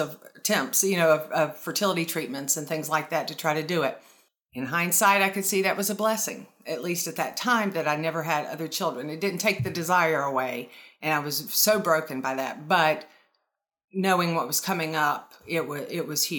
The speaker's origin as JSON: {"language": "English", "region": "North Carolina", "country": "United States", "tie": "born or raised there", "also_born_or_lived": "Florida", "said": "I was born and raised in North Carolina, and then we moved to Florida when I was 14"}